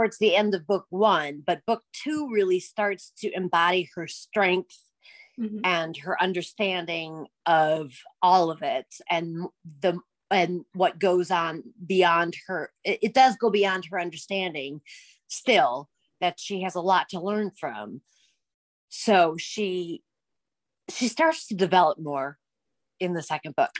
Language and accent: English; Minnesota, United States; I'm from Minnesota